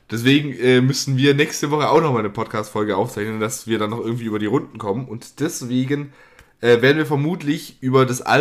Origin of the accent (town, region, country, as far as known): Lake Constance, Baden-Württemberg, Germany